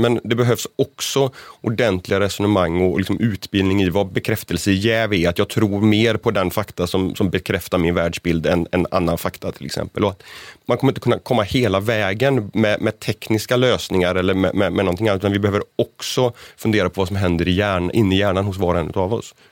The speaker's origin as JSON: {"language": "Swedish", "area": "northern Bohuslän", "region": "Västra Götaland", "country": "Sweden", "said": "i norra Bohuslän, där jag kommer ifrån"}